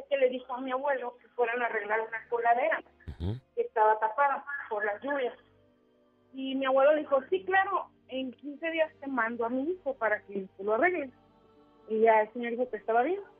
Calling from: Tonalá, Jalisco, Mexico; De Tonalá.

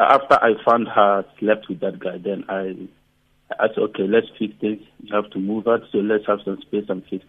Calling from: Pretoria, Gauteng, South Africa; You're speaking to …. I'm calling from Pretoria.

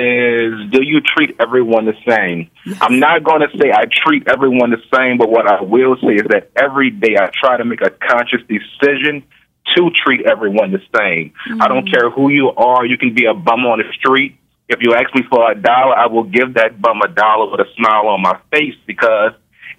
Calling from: New Orleans, Louisiana, United States; I'm calling from New Orleans. How you guys doing today?

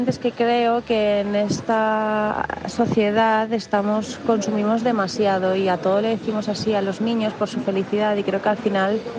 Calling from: Valencia, Valencian Community, Spain; Hola, buenas tardes. … de Valencia.

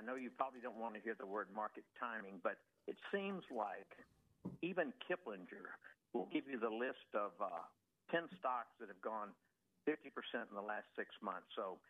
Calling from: Fairfax Station, Virginia, United States; I'm calling from Fairfax Station. Listen, I'm 80 years old.

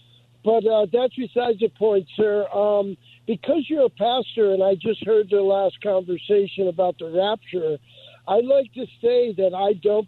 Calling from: Los Angeles, California, United States; I'm calling from Venice, California.

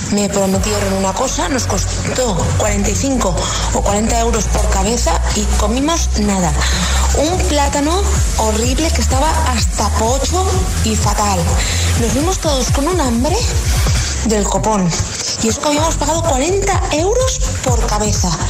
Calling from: Alcoy, Valencian Community, Spain; Buenos días, agitadores. … de Alcoy, Alicante.

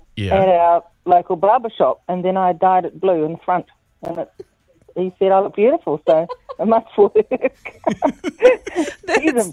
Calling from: Waihi, Waikato, New Zealand; I'm ringing from Waihee

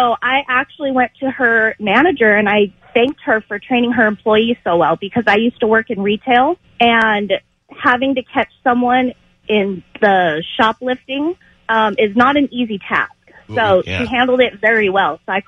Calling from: Cyprus; Hi, David. This is … from Cyprus.

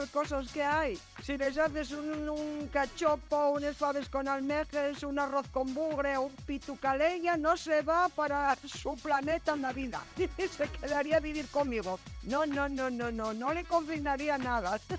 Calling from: Asturias, Spain; Hola, buenas tardes soy … de Asturias.

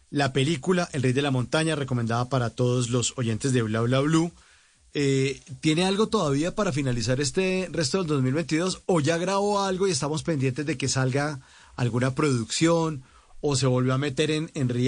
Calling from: Jamundí, Valle del Cauca, Colombia; desde mi bello Jamundí, en el Valle del Cauca.

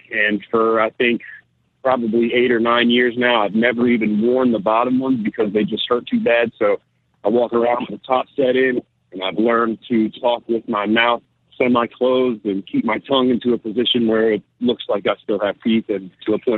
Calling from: Bayonne, New Jersey, United States; Uh, I'm in Jersey, man. I'm on top of the warehouse in Bayonne right now.

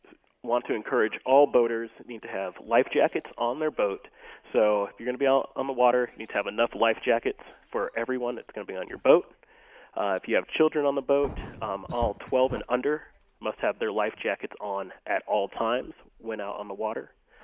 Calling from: Littleton, Colorado, United States; Yep, I'm in Littleton.

